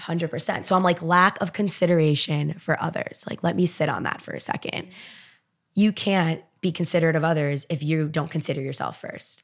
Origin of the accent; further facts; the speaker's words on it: Miami, Florida, United States; I'm from Miami, born and raised